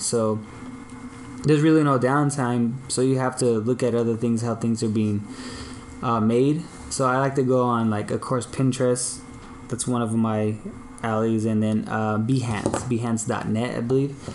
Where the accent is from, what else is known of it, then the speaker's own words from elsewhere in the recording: Long Beach, California, United States; also born or lived in Signal Hill, California; on the east side of Long Beach on 20th and Cedar